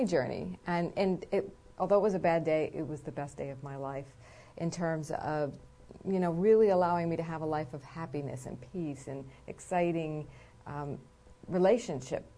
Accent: East Coast, United States; I'm from the East Coast

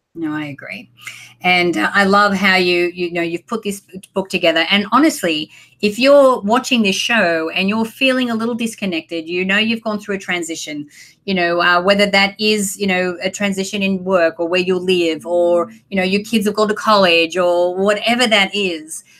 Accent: Australia; moved away as an adult; also born or lived in Sydney, Australia / San Diego, United States; now in Los Angeles, United States; I moved from my hometown, like was a country town in Australia, to Sydney when I was 18

